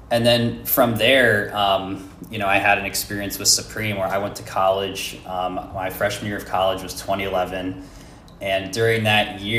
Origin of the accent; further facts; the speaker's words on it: Philadelphia, Pennsylvania, United States; So, um, I grew up in Pennsylvania in the Philly area